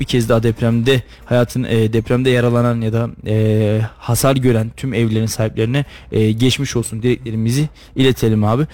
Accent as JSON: {"language": "Turkish", "region": "Istanbul", "country": "Turkey", "tie": "born or raised there", "moved": "as an adult", "lives_now": "Kayseri, Turkey", "said": "Benim çocukluğum İstanbul'da geçti. Çok uzun yıl 18-19 yıl kadar İstanbul'da yaşadım."}